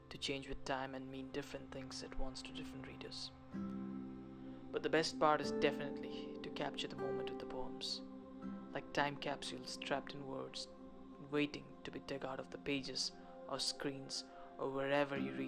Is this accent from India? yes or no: yes; India; I'm a poet from India